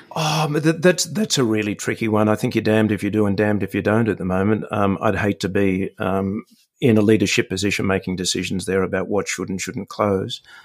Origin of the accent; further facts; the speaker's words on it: Sydney, New South Wales, Australia; it's my hometown